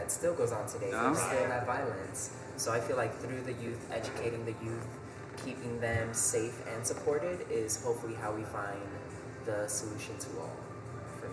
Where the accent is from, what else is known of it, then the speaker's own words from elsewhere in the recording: New York City, New York, United States; I'm born and raised from Washington Heights